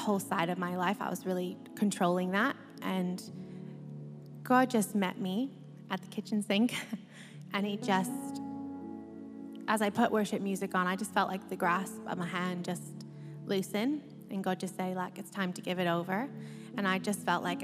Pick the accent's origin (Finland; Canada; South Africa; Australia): Canada; moved away; as you can sound by my accent, I'm not from here. I was born in Canada, and we had plans to go home.